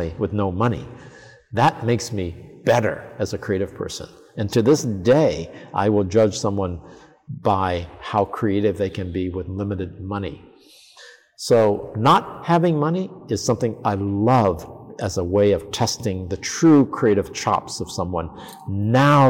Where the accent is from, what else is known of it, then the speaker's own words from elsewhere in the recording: Columbus, Ohio, United States; moved away as an adult; also born or lived in New York City; now in Tokyo, Japan; in New York City when I came from Columbus, Ohio